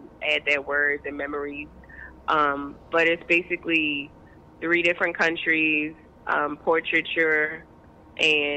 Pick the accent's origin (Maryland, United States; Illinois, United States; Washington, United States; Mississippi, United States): Maryland, United States; Baltimore; also born or lived in Brazil / Ecuador; I am from West Baltimore, born and raised, lived here for most of my life.